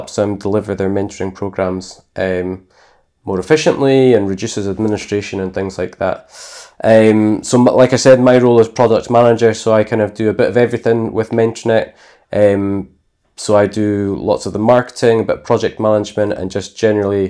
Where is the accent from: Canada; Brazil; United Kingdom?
United Kingdom; Inverness, Scotland; also born or lived in United States; I'm born and bred in Scotland. I've lived in Inverness most of my life